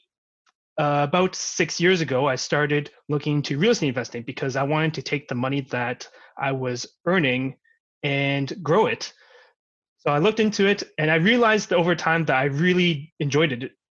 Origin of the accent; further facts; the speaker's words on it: Vancouver, British Columbia, Canada; I grew up in Vancouver for pretty much my entire life.